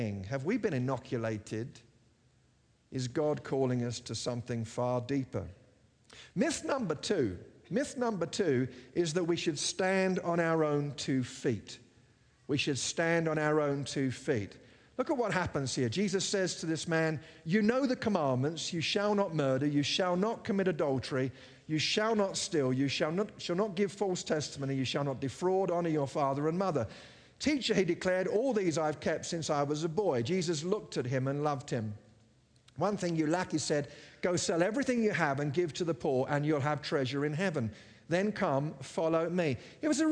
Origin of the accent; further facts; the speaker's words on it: England, United Kingdom; I grew up in England with the belief that because I was British, I was Christian